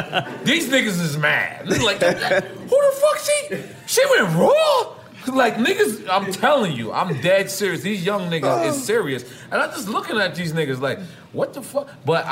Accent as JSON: {"language": "English", "town": "West Orange", "region": "New Jersey", "country": "United States", "said": "West Orange? I'm from West Orange, nigga."}